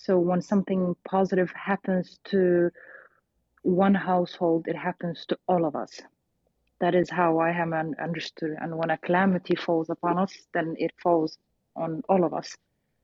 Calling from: Sweden; I'm joining you from Sweden.

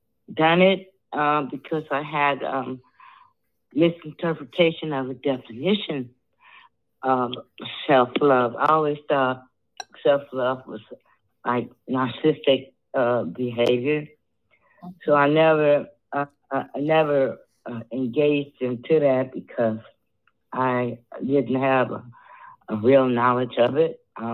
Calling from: Chicago, Illinois, United States; I'm calling from Chicago

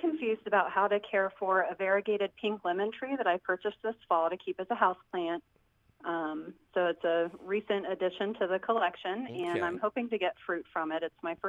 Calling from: Cincinnati, Ohio, United States; I'm calling from Cincinnati, Ohio.

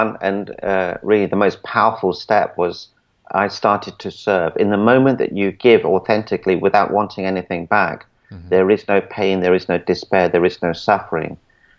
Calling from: Celebration, Florida, United States; I'm in Orlando, Florida, actually in a town called Celebration.

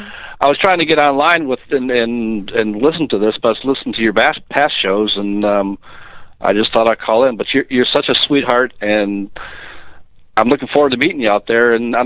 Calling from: Baltimore, Maryland, United States; I'm calling from Baltimore, Maryland.

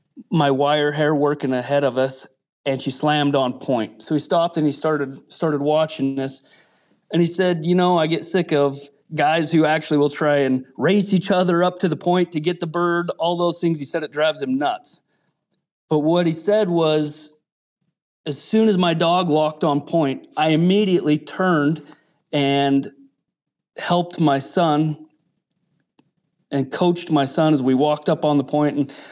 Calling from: Wyoming, United States; Coming at you from the cowboy state of Wyoming.

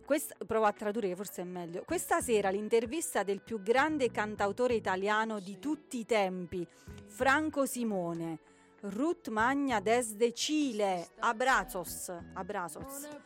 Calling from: Rovito, Calabria, Italy; sono di Rovito, in provincia di Cosenza.

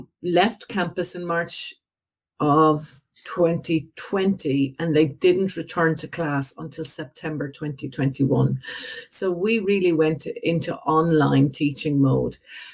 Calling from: Limerick, Munster, Ireland; Yeah, I'm calling from Limerick in Ireland. It's on the western half of Ireland

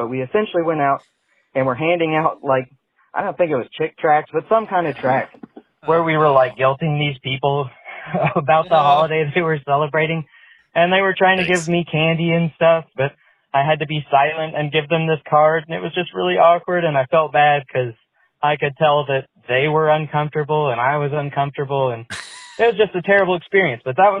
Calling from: Kansas City, United States; I'm a first time caller. I'm from Kansas City.

